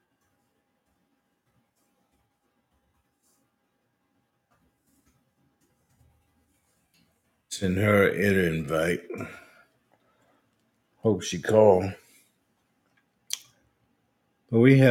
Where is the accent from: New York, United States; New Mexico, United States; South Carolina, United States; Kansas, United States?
South Carolina, United States; I'm from South Carolina.